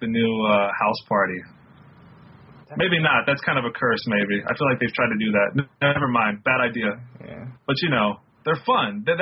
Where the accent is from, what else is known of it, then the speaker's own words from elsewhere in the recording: the South, United States; Growing up in the South and like you got so into no limit that you kind of had to almost retreat from it